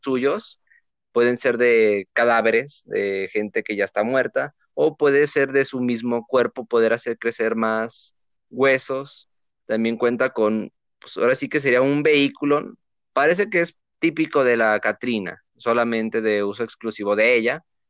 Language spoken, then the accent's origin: Spanish; Mexico; los que somos mexicanos